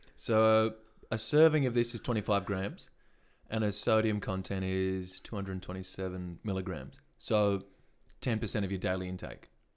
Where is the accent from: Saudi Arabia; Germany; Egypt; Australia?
Australia; Western Australia; we're from Northwest Australia